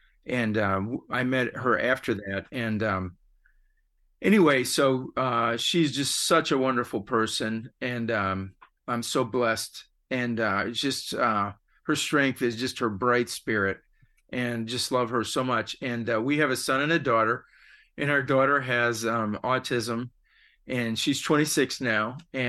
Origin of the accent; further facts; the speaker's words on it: Cleveland, Ohio, United States; I was raised in Cleveland and came down to go to college at, like many people in Ohio, at Ohio State. And like many people that go to Ohio State, I wound up staying here.